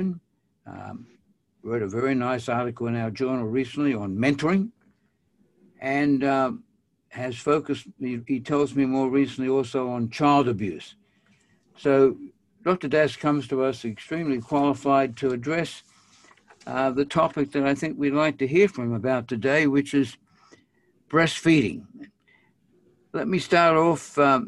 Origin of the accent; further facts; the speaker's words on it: Australia; I'm an Australian